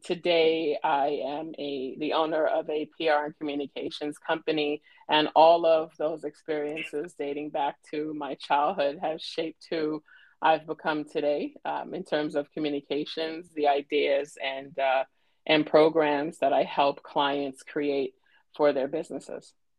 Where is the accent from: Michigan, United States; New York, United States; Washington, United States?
New York, United States; New York City; born and raised in Brooklyn, New York